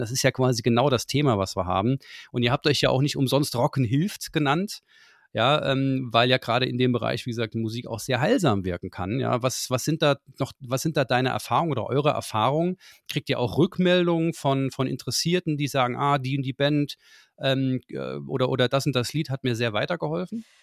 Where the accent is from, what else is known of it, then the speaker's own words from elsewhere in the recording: Saarland, Germany; Ich bin Saarländer durch und durch